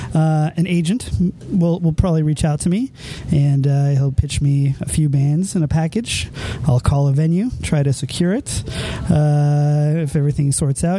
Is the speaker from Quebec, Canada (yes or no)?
yes; Montreal, Quebec, Canada; I was from Montreal and I'm heading home